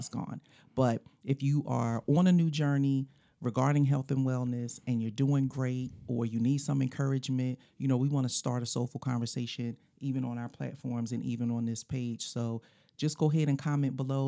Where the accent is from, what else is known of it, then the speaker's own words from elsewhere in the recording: Philadelphia, Pennsylvania, United States; when we were growing up in Philly